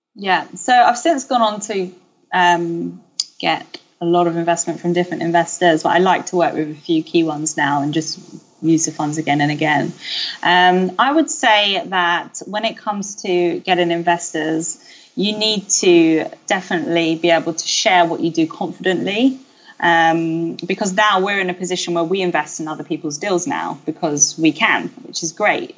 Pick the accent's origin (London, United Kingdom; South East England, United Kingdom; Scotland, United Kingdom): London, United Kingdom; I grew up in South East London